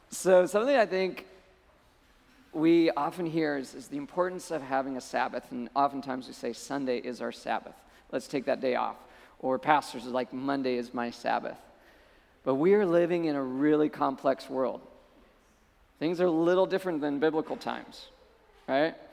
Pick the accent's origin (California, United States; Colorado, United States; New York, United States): Colorado, United States; moved away as an adult; I came out from Colorado to, to go to school in Malibu.